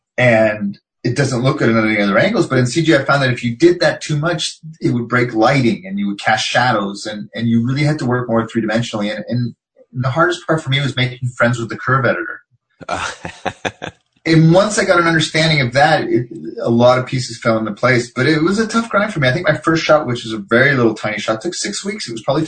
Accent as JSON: {"language": "English", "town": "Montreal", "region": "Quebec", "country": "Canada", "tie": "born there", "said": "He's from Montreal, and I was born in Montreal"}